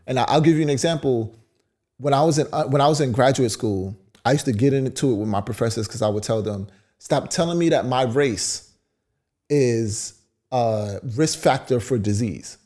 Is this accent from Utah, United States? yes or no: no; New York City, New York, United States; I grew up in Brownsville.